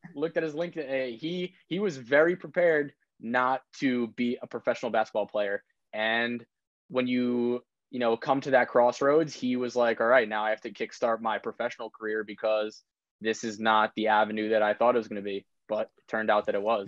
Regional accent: Old Westbury, New York, United States; I'm from Long Island. Um, from Old Westbury, it's kind of like middle of the middle of Nassau County

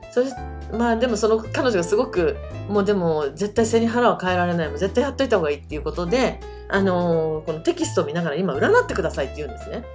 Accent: Japan; first language Japanese; 日本生まれ日本育ちのあのルーツは韓国になりまして、はい、はい、日本語教育を受けてあの育っておりますので母国語は日本語になります。

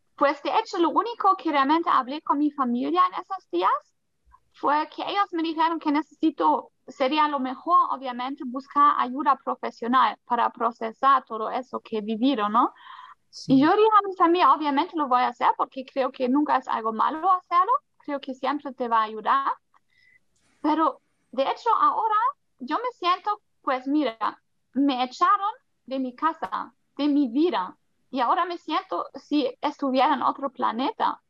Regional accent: Germany; Spanish is a second language; moved away as an adult; also born or lived in Colombia; ahora en Alemania, pues yo nací acá, pero nunca me sentí muy alemana

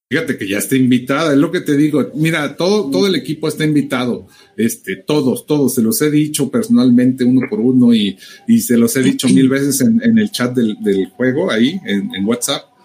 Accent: Mexico; somos exclusivos mexicanos

